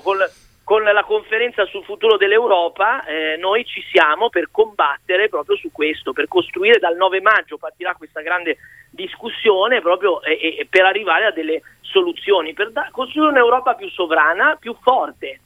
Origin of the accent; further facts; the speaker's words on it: Liguria, Italy; Io sono ligure